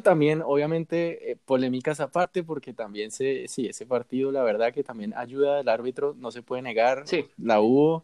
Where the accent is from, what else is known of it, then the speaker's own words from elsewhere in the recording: Bogotá, Colombia; yo soy de Bogotá